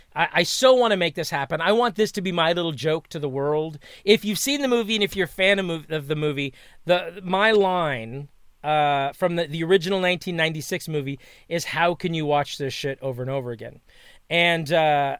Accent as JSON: {"language": "English", "town": "Los Angeles", "region": "California", "country": "United States", "tie": "born or raised there", "said": "I grew up here"}